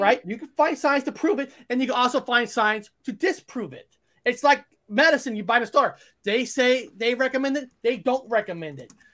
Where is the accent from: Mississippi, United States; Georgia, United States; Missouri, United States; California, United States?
California, United States; Fresno; growing up in Fresno, we have a little more, uh, military base